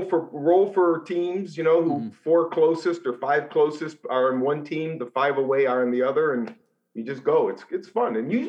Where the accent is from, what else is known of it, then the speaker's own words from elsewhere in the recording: Lake County, Ohio, United States; I grew up, I was born in Lake County, Ohio, and I've lived here my entire life. I've never left.